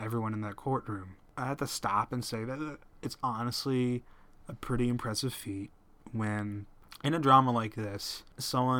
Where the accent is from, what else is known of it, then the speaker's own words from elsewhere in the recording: United States; as an American